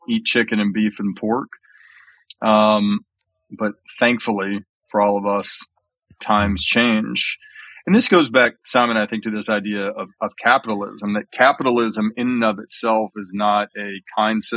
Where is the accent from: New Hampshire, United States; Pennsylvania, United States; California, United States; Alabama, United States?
Alabama, United States; I grew up in Alabama